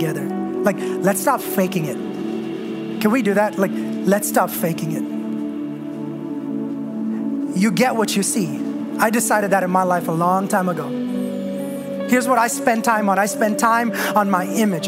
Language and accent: English; India; moved away; I was born and raised in India